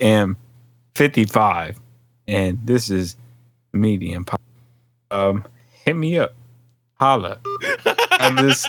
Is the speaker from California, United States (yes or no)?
yes; Stockton, California, United States; I am from the Valley, 209 Stockton, California. We are on the map.